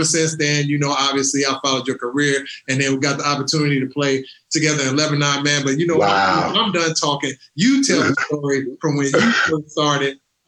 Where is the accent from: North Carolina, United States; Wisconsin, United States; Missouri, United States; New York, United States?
Missouri, United States; St. Louis; I'm from St. Louis.